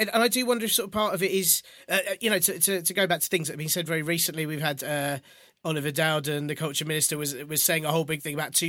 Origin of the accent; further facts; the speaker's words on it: London, United Kingdom; I've always felt as a Londoner very welcoming to people